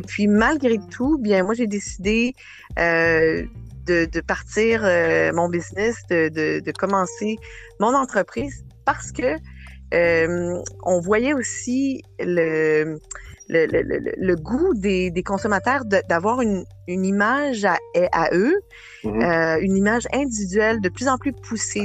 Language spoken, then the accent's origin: French; Quebec City, Quebec, Canada; moved away as an adult; also born or lived in Matagami / Port-Cartier / Sept-Îles / Acadia; now in Montreal, Canada; à partir de, de, de l'âge de sept ans, j'ai, j'ai grandi à Québec, euh, la ville de Québec.